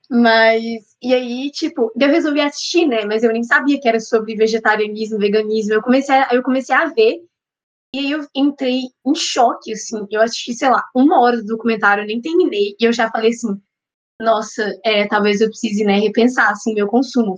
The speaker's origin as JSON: {"language": "Portuguese", "town": "Belo Horizonte", "region": "Minas Gerais", "country": "Brazil", "said": "sou mineira, sou de BH"}